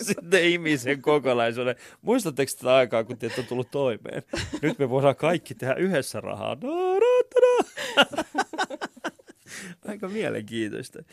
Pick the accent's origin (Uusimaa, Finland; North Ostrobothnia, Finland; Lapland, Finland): Uusimaa, Finland; Vantaa; mä oon ollut äh, Havukallion alaasteella ja Havukosken yläasteella. Ja sit mä oon, kyllä, ja mä oon Koivukylän tuossa lukiossa käynyt